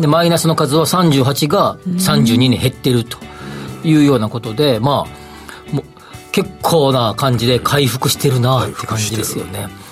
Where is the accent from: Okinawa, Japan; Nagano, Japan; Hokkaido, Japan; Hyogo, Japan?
Hyogo, Japan; Kobe area; そっち出身